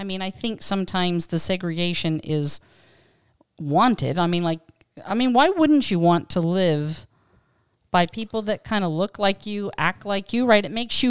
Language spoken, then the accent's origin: English; Pennsylvania, United States; so I was born in 61, and honestly, growing up in Western Pennsylvania